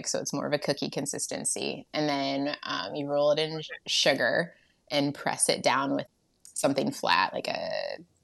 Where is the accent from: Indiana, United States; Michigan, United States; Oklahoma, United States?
Michigan, United States; also born or lived in Georgia; I was born in Georgia, and I was adopted at like 2 months old, and then my adopted family was in Michigan, and yeah, grew up here and never left